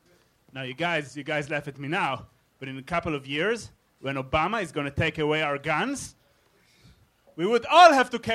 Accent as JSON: {"language": "English", "country": "Israel", "accent": "German", "said": "Well, I'm not from Germany. I'm from Israel, but I have German accent."}